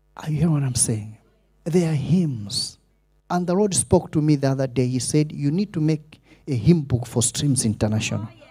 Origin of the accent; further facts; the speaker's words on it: Malawi; accent: Malawian; I didn't want to sound Malawish